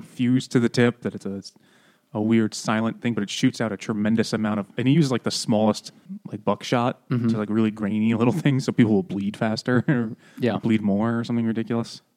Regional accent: New Yorker, United States; as a New Yorker

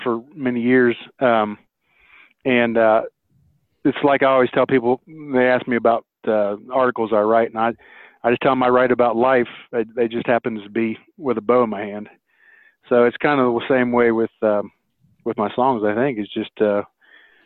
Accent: near Morgantown, West Virginia, United States; I grew up in West Virginia, a little town called Brewston Mills near Morgantown

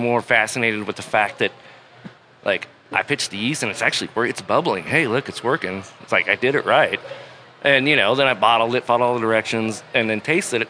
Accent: Cortez, Colorado, United States; moved away as an adult; now in Salt Lake City, United States; I've lived here since like 97 in Salt Lake City. I grew up in Colorado, Colorado, Cortez or Southwest. Sorry, excuse me. Cortez, Colorado, little town by Durango

